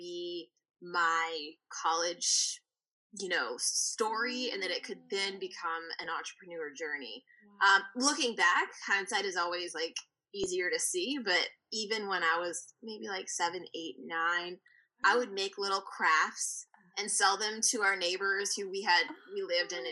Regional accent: Virginia, United States; moved away as an adult; now in Savannah, United States; I'm from Virginia, and I grew up, born and raised there

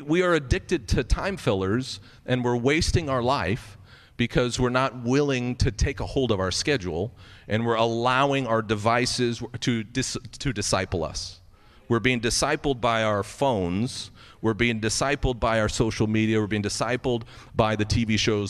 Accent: United States; as American Christians

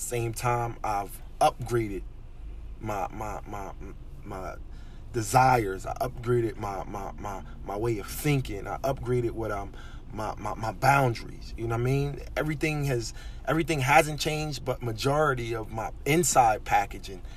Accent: Philadelphia, Pennsylvania, United States; moved away as an adult; now in Pennsauken, United States; I currently reside in Pensauken, New Jersey. I mean, I was raised in West Philadelphia, North Philadelphia, all around the city.

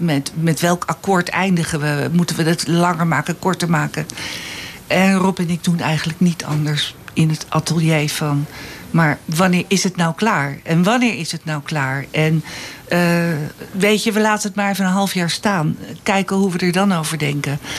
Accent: Alkmaar, North Holland, Netherlands; also born or lived in Nijlo / Amsterdam; now in Eemnes, Netherlands; ik heb eh, op school gezeten in Alkmaar

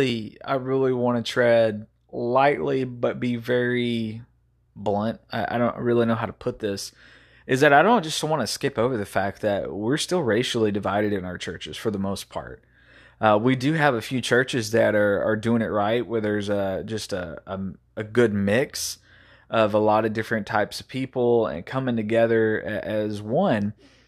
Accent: Texas, United States; But the town that I grew up in East Texas, it was pretty much normal to be racist.

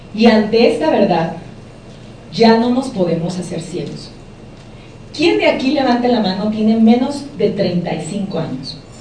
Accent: Mexico; En mi país, cuando yo estudié, el semestre costaba 60 mil pesos mexicanos

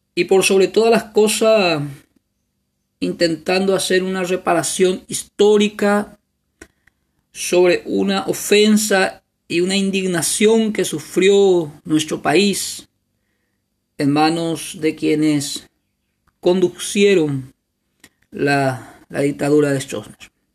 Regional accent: Paraguay; como paraguayos y paraguayas

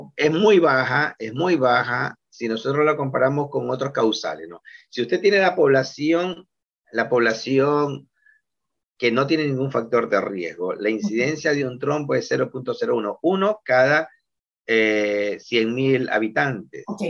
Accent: Guayaquil, Guayas, Ecuador; nosotros como guayaquileños

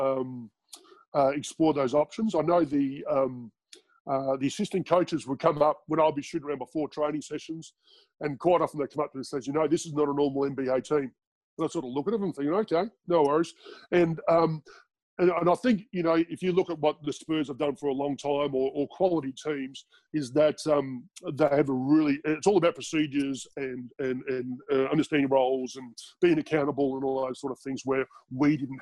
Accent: Australia; moved away as an adult; I'm from Australia

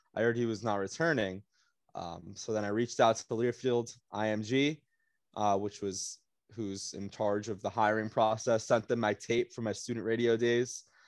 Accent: South Florida, United States; I'm from South Florida

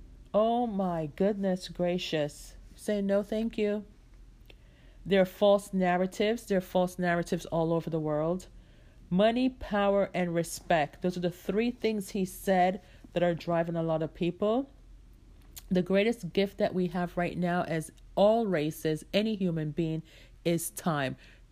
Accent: New York City, New York, United States; also born or lived in Jamaica; I grew up in New York. Like when I left Jamaica, I came straight to New York, right? And we lived there for several years.

